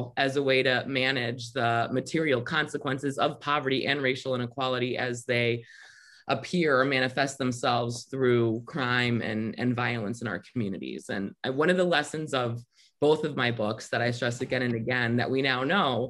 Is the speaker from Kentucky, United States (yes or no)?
no; Michigan, United States; the decision to invest in my home state of Michigan in incarcerating young people instead of in educating young people